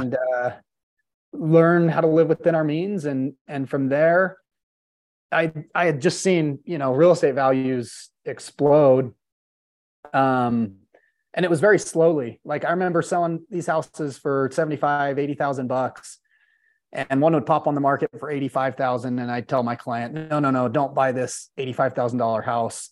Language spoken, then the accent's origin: English; Salt Lake City, Utah, United States; I born and raised in Salt Lake City, Utah